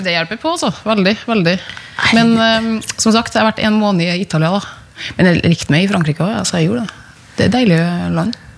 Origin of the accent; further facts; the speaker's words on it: Sunndalsøra, Møre og Romsdal, Norway; jeg er jo fra Sunndal, der er det jo mye natur